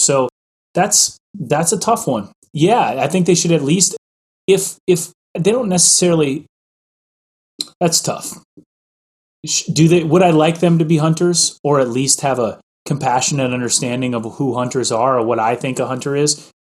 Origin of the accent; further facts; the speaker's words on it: Midwest, United States; I grew up in the Midwest